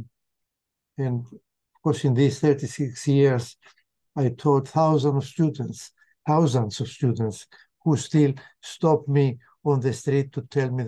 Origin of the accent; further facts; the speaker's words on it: Cyprus; moved away as an adult; also born or lived in Connecticut, United States / Massachusetts, United States; I was born and raised in Cyprus until my late teens